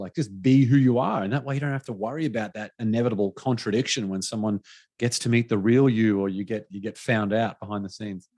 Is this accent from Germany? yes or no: no; Australia; moved away; my home country back to Australia